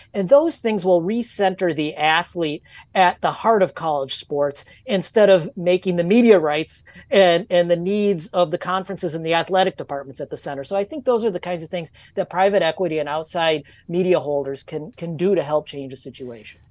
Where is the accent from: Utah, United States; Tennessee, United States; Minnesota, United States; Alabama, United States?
Minnesota, United States; I'm from Minnesota